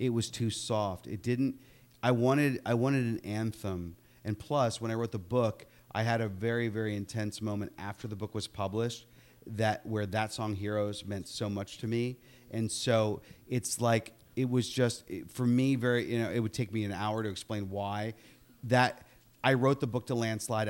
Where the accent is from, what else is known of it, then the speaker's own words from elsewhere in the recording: Upper St. Clair, Pennsylvania, United States; moved away; I'm from Upper St. Clair